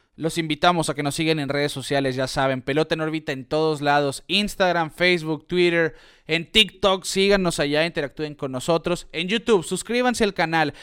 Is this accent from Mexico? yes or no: yes; Mexico; nosotros como mexicanos, hoy estamos a seis horas de Phoenix